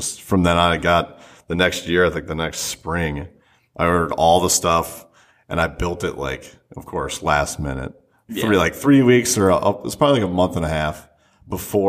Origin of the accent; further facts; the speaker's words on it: Minnesota, United States; from Minnesota.